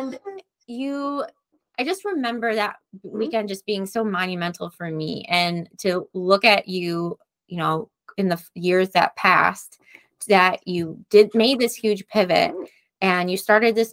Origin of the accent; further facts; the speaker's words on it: New York, United States; I'm from New York